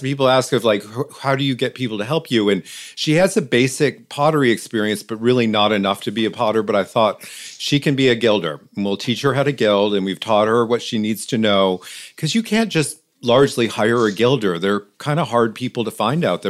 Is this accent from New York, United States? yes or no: yes; East Aurora, New York, United States; I grew up in East Aurora, New York, which is this little country town outside of Buffalo